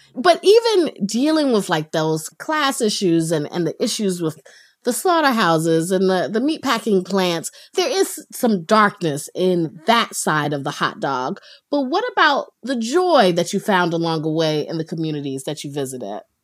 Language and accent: English; North Carolina, United States; I grew up in North Carolina